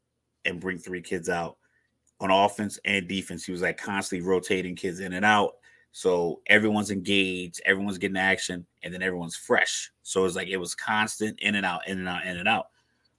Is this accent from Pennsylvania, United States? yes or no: no; Texas, United States; moved away; I was born in Texas. Kind of torn.